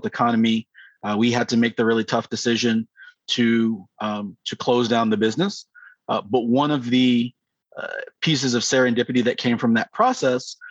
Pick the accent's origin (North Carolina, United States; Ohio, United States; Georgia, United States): Georgia, United States; Atlanta; also born or lived in United Kingdom / Chicago; I am originally from Atlanta, Georgia